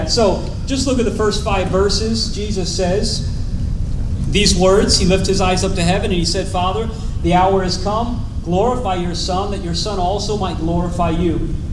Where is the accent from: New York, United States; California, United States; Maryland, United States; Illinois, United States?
Maryland, United States; Chestertown; born there; Uh, but I was born in Chestertown, Maryland, so I have a little bit.